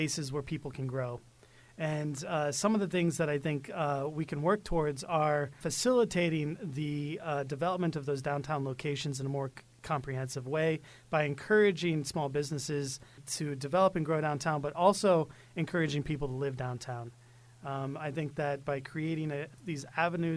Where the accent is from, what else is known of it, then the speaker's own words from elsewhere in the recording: Springfield, Illinois, United States; moved away; It's an honor coming back to my hometown community. I was born and raised in Springfield, Illinois